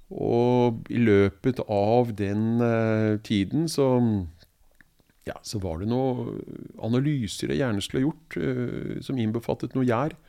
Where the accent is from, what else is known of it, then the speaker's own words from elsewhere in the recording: Oslo, Norway; jeg er jo født og oppvokst i Oslo